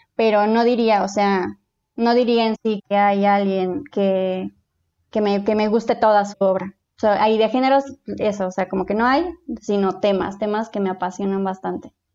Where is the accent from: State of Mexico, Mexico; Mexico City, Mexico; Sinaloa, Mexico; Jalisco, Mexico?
Mexico City, Mexico; soy de la Ciudad de México, tengo 29 años